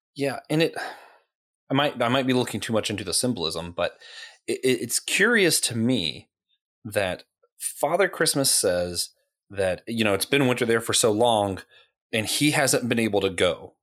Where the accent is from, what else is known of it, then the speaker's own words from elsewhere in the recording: Florida, United States; moved away; also born or lived in Tennessee; I was born in Tennessee. I grew up in Florida.